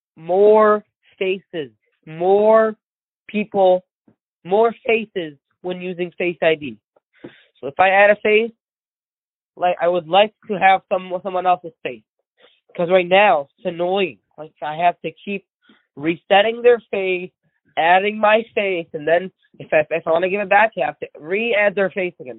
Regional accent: India; first language Gujarati; English is a second language; moved away; I'm from India originally

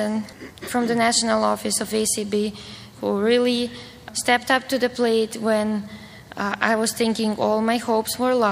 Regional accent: North Macedonia; moved away as an adult; also born or lived in Bulgaria; now in United States; I come from Macedonia. That is a small country in the Balkans, part of former Yugoslavia

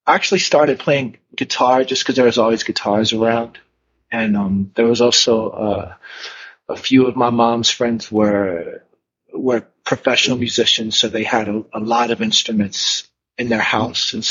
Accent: East Coast, United States; also born or lived in Virginia / New York City; I grew up on the East Coast. Um, I lived down south outside of Virginia and in New York City.

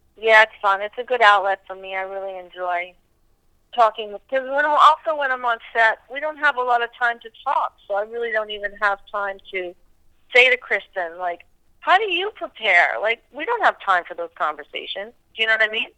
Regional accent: New Hampshire, United States; moved away; I grew up in New Hampshire.

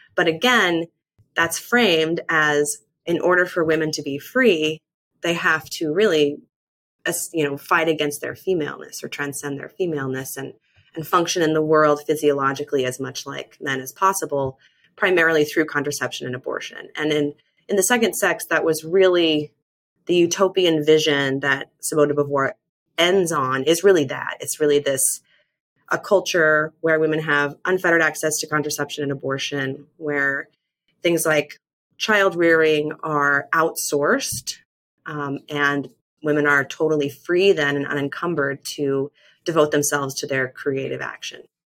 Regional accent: Mormon land, Western United States, United States; I was raised evangelical in the Western United States in kind of Mormon land

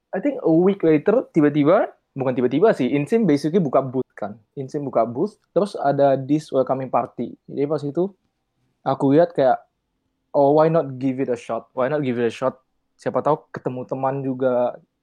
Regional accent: Pekanbaru, Riau, Indonesia; moved away; aku dari Pekanbaru

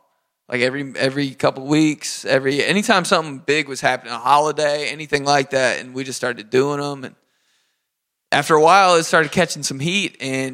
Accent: Indiana, United States; now in Los Angeles, United States; Growing up in Indiana, Indiana's slow compared to this.

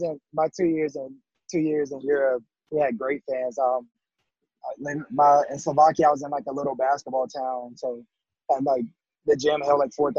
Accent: North Carolina, United States; I'm born and raised in North Carolina and I live in Charlotte.

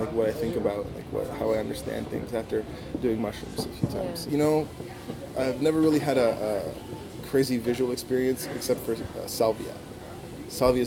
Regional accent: Mississauga, Ontario, Canada; also born or lived in Toronto; Grew up in Malton

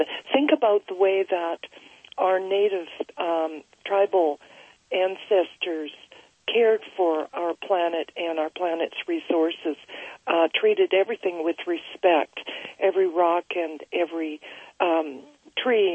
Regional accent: Vancouver, British Columbia, Canada; I'm just outside of Vancouver, British Columbia

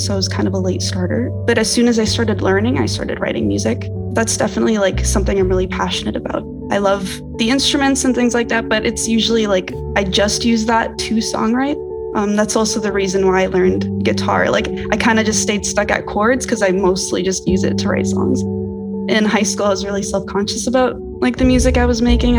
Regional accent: Kitchener-Waterloo, Ontario, Canada; So I was born and raised in Kitchener-Waterloo area in Canada

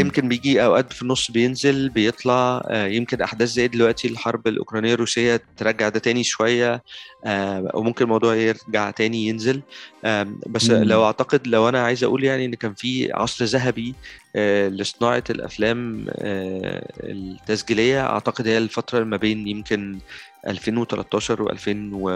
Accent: Egypt; عندنا في مصر

